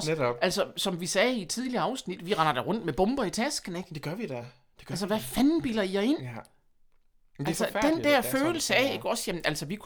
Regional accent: Horsens, Central Denmark Region, Denmark; accent: jysk; Jeg snakker jysk.

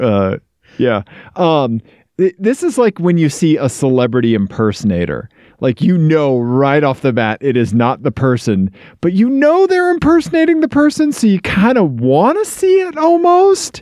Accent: Missouri, United States; I'm from Missouri

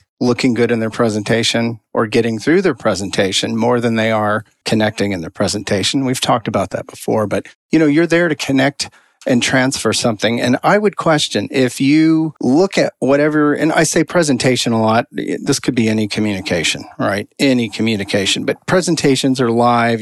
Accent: Texas, United States; I come from Texas. I'm one generation off the farm

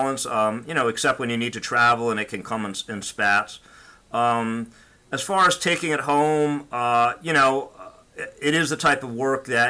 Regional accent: New York area, United States; moved away as an adult; now in South Florida, United States; I grew up in the New York area and went to Brooklyn Law School

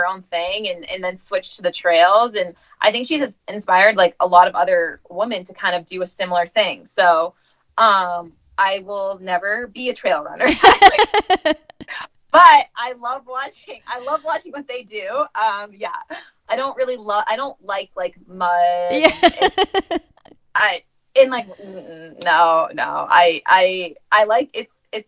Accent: Maine, United States; I'm from Maine, like New England

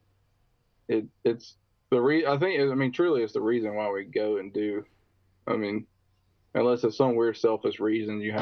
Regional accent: Alabama, United States; I'm from Alabama

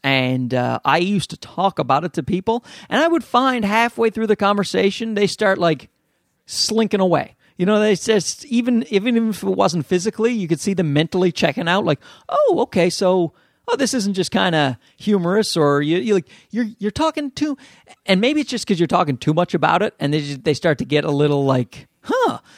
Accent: Newfoundland and Labrador, Canada; accent: Newfie; my Newfie accent

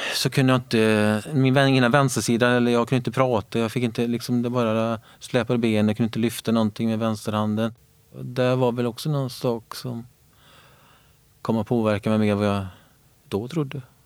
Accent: Björktorp, Västra Götaland, Sweden; kommer från en liten ort som heter Björktorp som ligger eh, precis mellan Borås och Varberg, eh, där, Viskadalen. Min barndom har varit väldigt fin.

